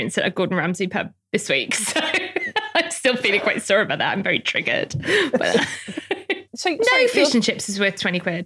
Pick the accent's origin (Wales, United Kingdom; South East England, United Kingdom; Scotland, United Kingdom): Wales, United Kingdom; South; I'm from South Wales